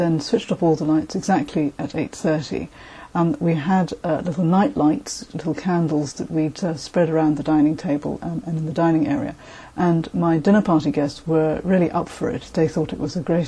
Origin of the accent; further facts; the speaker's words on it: Malaysia; now in London, United Kingdom; I was born in Malaysia and I currently live in London